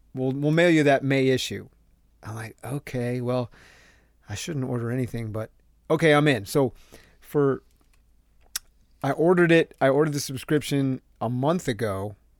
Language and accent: English; Southern Connecticut, United States; me growing up in Southern Connecticut